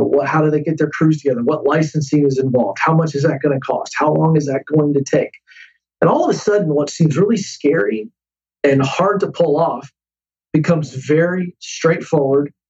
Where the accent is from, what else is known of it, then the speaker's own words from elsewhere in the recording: Tidewater area, east coast of Virginia, United States; now in Franklin, United States; Virginia on the coast, uh, the east coast of Virginia. There is called the Tidewater area.